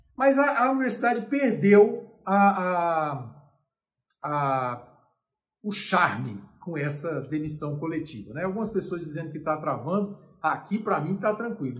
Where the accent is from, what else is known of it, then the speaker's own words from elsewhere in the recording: Brasília, Federal District, Brazil; Eu sou brasiliense